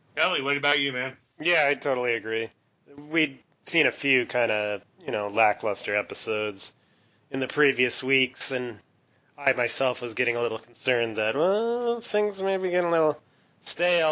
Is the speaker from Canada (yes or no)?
yes; Canada; I'm Canadian